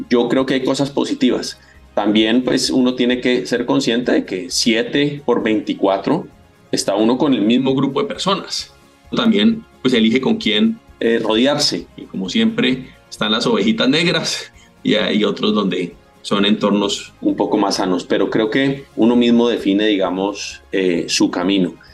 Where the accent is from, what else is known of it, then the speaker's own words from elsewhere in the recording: Cali, Valle del Cauca, Colombia; moved away; 4 de agosto de 1971, mi infancia en Cali, lo único que tengo son gratos recuerdos. Esta es mi tierra bonita, mi tierra preciosa, mi valle